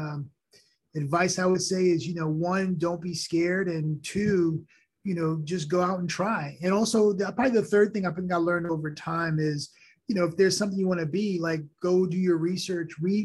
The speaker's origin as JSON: {"language": "English", "region": "New York", "country": "United States", "tie": "born or raised there", "first_language": "Haitian Creole", "second_language": "English", "said": "My mom and dad, when I grew up in New York, I spoke Creole and French at home as a, with Haitian parents. And I learned English in school"}